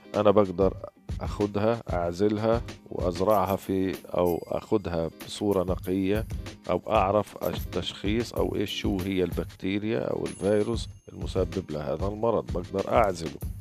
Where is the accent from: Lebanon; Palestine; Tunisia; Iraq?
Palestine; Gaza, Gaza Strip; من فلسطين غزة